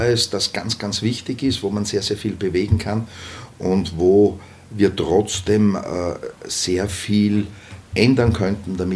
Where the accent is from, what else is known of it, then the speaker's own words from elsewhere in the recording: Traun, Upper Austria, Austria; Naja, ich bin in Traun Vizebürgermeister und daher möchte ich auch in Traun dann Bürgermeister sein. Das ist meine Heimatgemeinde